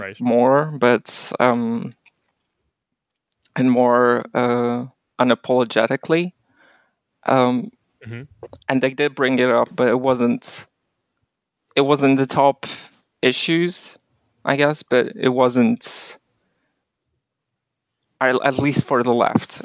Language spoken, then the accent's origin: English; Warsaw, Masovian Voivodeship, Poland; I'm also from Warsaw. I'm not from any of those zones